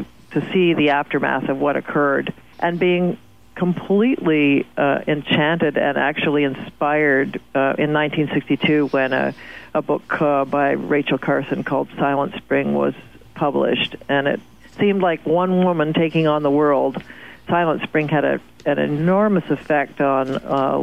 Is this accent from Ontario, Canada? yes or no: yes; Toronto, Ontario, Canada; I grew up in Toronto and in the 50s